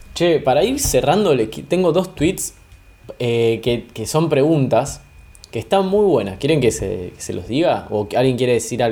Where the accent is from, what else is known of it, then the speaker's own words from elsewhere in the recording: Argentina; yo soy de Argentina